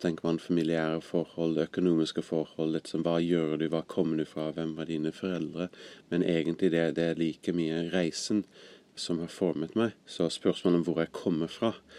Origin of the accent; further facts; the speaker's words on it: California, United States; also born or lived in Greece; now in Norway; Jeg kom opprinnelig fra California, men kom til Norge vel for litt over 20 år siden for første gang.